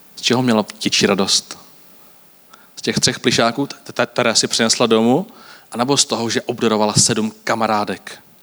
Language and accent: Czech; Varnsdorf, Ústí nad Labem Region, Czechia; Já pocházím z Avansdorfu